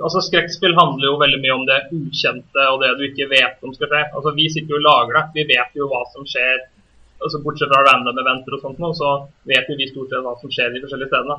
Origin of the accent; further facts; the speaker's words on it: Norway; vi som nordmenn